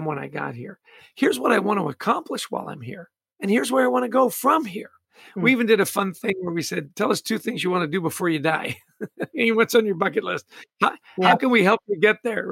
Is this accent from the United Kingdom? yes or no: no; Vancouver, British Columbia, Canada; I was born in Canada, grew up in Vancouver.